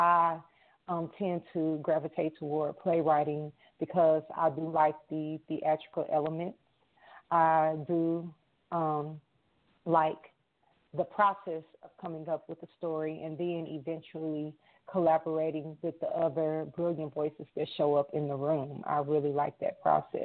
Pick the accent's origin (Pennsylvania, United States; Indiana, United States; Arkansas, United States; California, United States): Arkansas, United States; moved away as an adult; now in Minneapolis, United States; I am from Arkansas. I'm recently relocated to Minneapolis